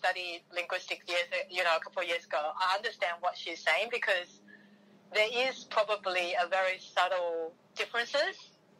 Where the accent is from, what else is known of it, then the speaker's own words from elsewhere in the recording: Taiwan; first language Taiwanese; English is a second language; fundamentally I would still call my, like, Taiwanese as my mother tongue because the importance of the nativeness of it